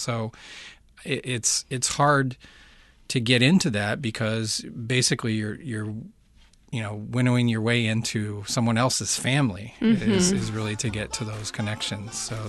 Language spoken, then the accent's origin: English; Baltimore, Maryland, United States; now in Uruguay; I'm from Baltimore.